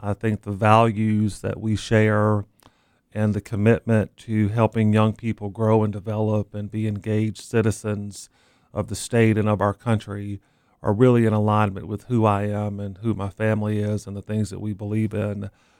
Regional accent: Knoxville, Tennessee, United States; moved away as an adult; also born or lived in Rock Hill, South Carolina / Athens, Georgia / Mississippi; now in Lincoln, United States; I was born in Knoxville, Tennessee, and had the good fortune of working in Tennessee for a number of years.

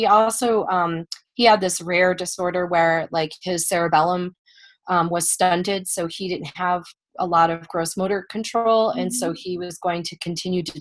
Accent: Buffalo, New York, United States; moved away; I'm originally from Buffalo, New York

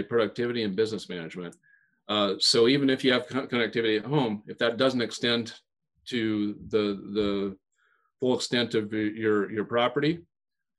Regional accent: Western Nebraska, United States; when I was growing up in Western Nebraska

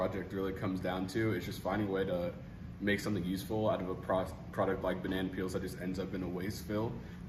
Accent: Kansas City, Missouri, United States; now in Lincoln, United States; I'm a senior chemical engineer from Kansas City, Missouri.

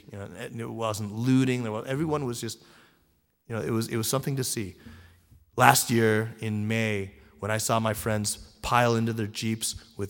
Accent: United States; I'm a Chinese and I'm an American, and I feel sort of a very strong bicultural identity.

